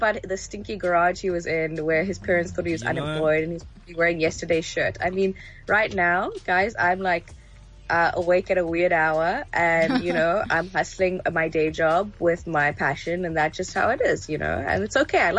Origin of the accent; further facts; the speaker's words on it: Johannesburg, Gauteng, South Africa; also born or lived in Egypt / Nigeria; I grew up in Joburg in the late 90s. And along the way in my childhood, I traveled a lot, quite a few parts of Africa with my family. So I've lived in Egypt, Nigeria, among other places.